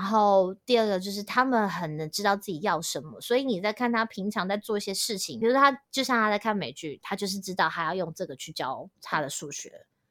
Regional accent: Taiwan; moved away as an adult; also born or lived in Australia; now in Shanghai, China; 我自己还是认为我的主体就是台湾教育土生土长的台对对湾人

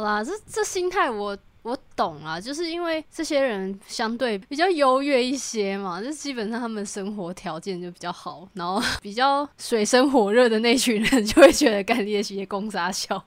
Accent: Taiwan; 我们台湾人派出的队伍是史上最多的一次

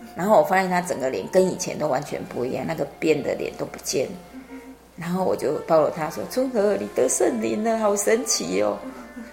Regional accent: Taiwan; 我们台湾人

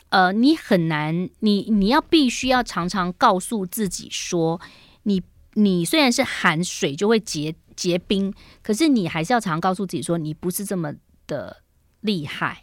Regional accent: Jinshan Street, Taipei, Taiwan; 我们从小时候住在金山街

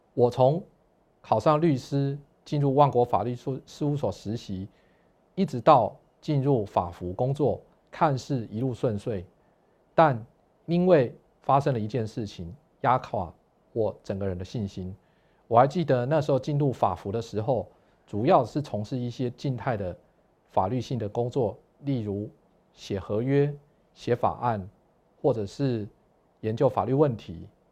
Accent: Pingtung County, Taiwan; 我出生于屏东，那我的家庭呢，是一个天主教的家庭，所以从小开始呢，每个礼拜都要去天主教的教堂望弥撒

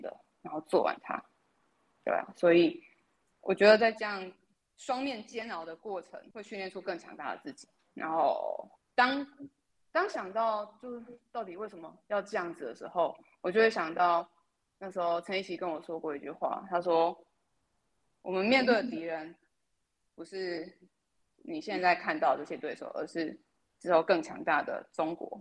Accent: Taiwan; 身为台湾人

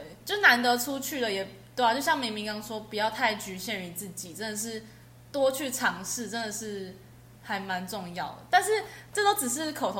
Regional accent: Taiwan; 因为我们是台湾人

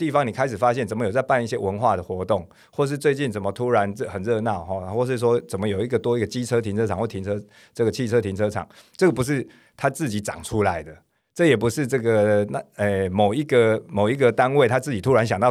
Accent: Zhongzheng District, Taipei, Taiwan; 因为我是中正区长大

